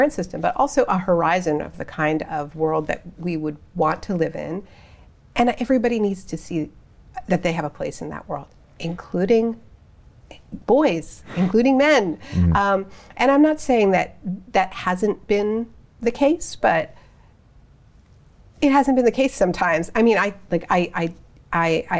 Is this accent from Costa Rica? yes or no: no; Canada; I'm Canadian.